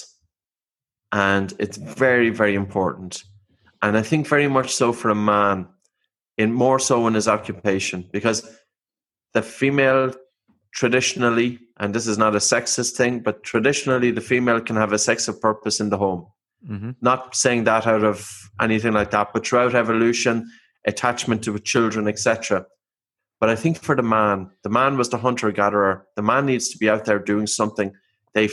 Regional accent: Ireland; I'm Irish

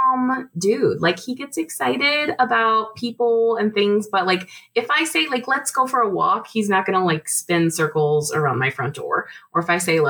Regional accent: Boise, Idaho, United States; also born or lived in Atlanta, United States; now in Salt Lake City, United States; I grew up in Boise, which is not that far away

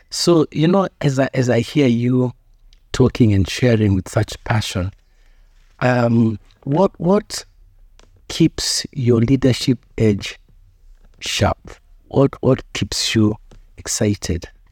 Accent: Kenya; as a Kenyan citizen

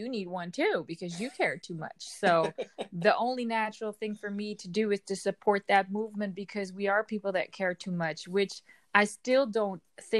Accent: Amsterdam, North Holland, Netherlands; English is a second language; Amsterdam, the Netherlands.

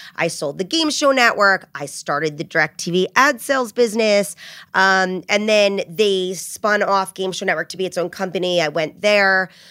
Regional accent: New Jersey, United States; also born or lived in Rhode Island; I grew up in New Jersey. I'm a Jersey girl

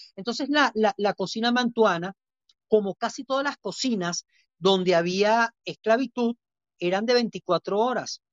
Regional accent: Venezuela; Evidentemente conoce mi acento. bueno, yo vengo de Venezuela

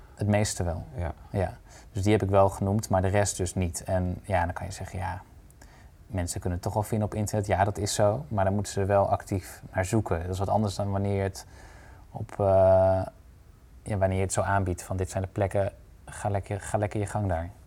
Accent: Drenthe, Netherlands; Uit Drenthe.

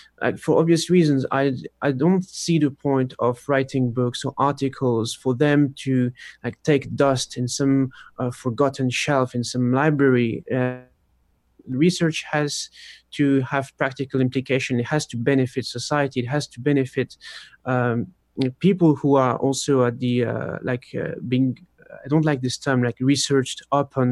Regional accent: France; I was born in France, but my parents are Polish

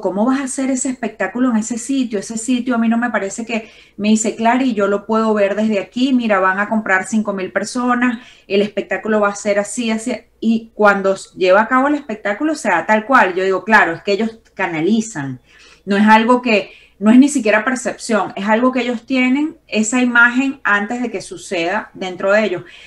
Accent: Valencia, Carabobo, Venezuela; en Valencia, que es de donde yo vengo en Venezuela

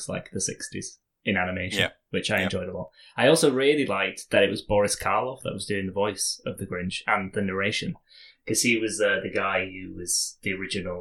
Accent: United Kingdom; we are British

